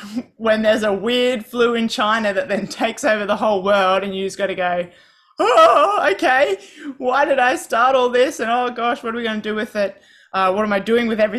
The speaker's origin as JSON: {"language": "English", "country": "Australia", "said": "I'm from Australia."}